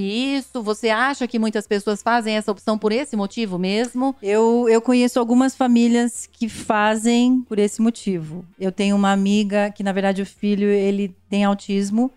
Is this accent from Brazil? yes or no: yes; Brazil; moved away; eu, como brasileira, eu valorizo muito a minha cultura